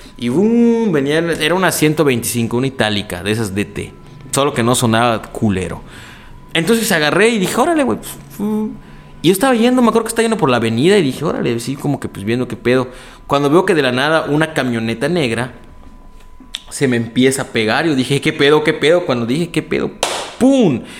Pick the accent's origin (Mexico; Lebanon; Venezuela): Mexico; desde México